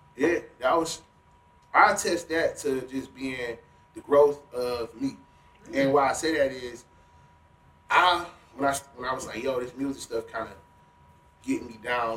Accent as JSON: {"language": "English", "town": "Cleveland", "region": "Ohio", "country": "United States", "tie": "born or raised there", "said": "I grew up off Euclid Avenue on Cliffview."}